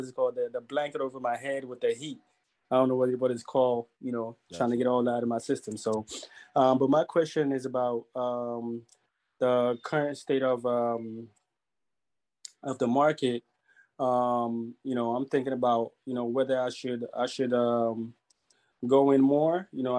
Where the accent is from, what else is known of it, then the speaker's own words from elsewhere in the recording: Silver Spring, Maryland, United States; Silver Spring, Maryland.